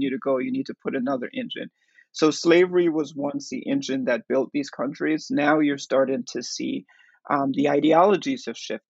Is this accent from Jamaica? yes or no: yes; Jamaica; now in New York City, United States; I'm from Jamaica